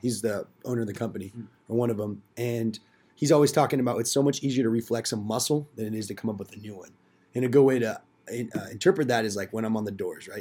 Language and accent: English; Simi Valley, California, United States; moved away as an adult; now in Chico, United States; I'm from Simi.